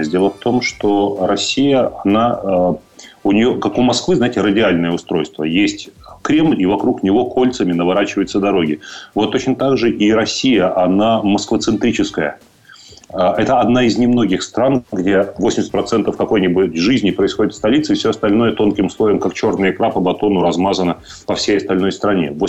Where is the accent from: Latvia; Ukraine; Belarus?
Ukraine; Odesa, Odesa Oblast; Мне нравится Одесса, например, мой родной город.